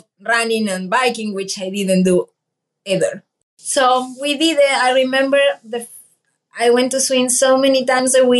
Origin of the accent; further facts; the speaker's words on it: Argentina; now in San Antonio, United States; I'm from Argentina